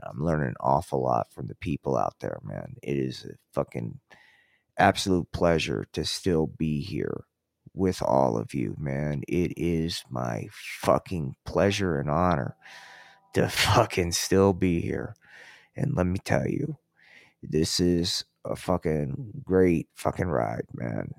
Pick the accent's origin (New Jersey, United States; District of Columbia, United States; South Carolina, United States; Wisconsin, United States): New Jersey, United States; Atlantic City; now in Colorado, United States; I grew up in Atlantic City